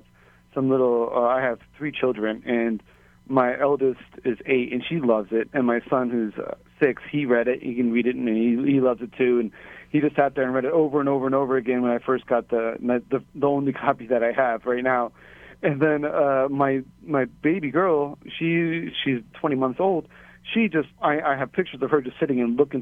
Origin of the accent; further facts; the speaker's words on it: California, United States; moved away as an adult; also born or lived in Hawaii / upstate New York; now in Waimanalo, Hawaii, United States; I'm originally from California